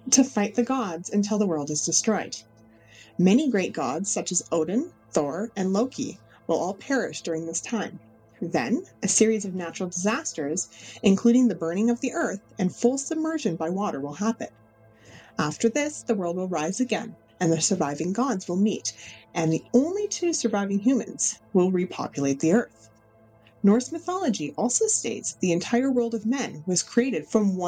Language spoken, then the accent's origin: English; Canada; I am from Canada